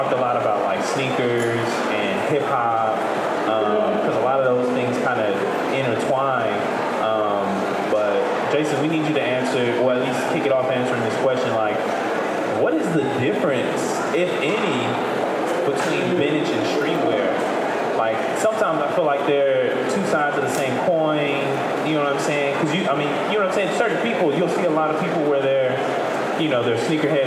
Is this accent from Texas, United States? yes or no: yes; Houston, Texas, United States; I'm from Houston